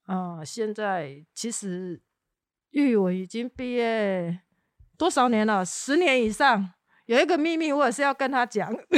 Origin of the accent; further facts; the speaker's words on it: Taitung, Taitung County, Taiwan; moved away; 有一天我还是会回到台东，把这个优良的传统带回去给台东的小孩子